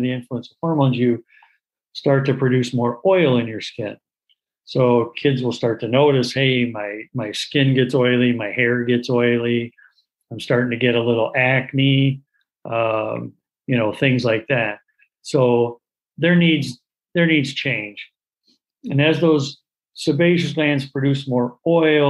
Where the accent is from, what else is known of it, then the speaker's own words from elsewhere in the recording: Portage, Michigan, United States; also born or lived in Winston-Salem, North Carolina / Cleveland, Ohio; I grew up in Portage, Michigan, where I practice.